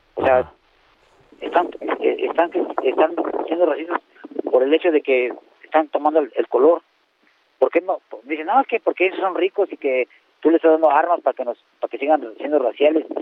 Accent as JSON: {"language": "Spanish", "country": "Mexico", "said": "somos muchos mexicanos"}